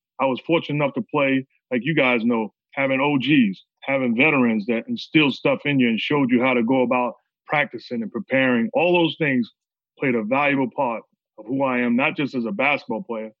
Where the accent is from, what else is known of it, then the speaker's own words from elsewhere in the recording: New York City, New York, United States; I'm from New York City